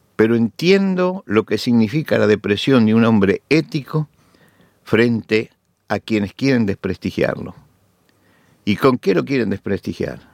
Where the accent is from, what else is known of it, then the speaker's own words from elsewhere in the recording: Argentina; en mi país, Argentina